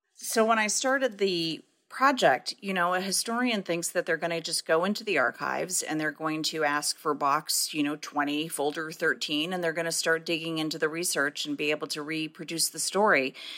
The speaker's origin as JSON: {"language": "English", "town": "Detroit", "region": "Michigan", "country": "United States", "tie": "born or raised there", "said": "growing up in Detroit and you know growing up in a in an overwhelmingly Black city"}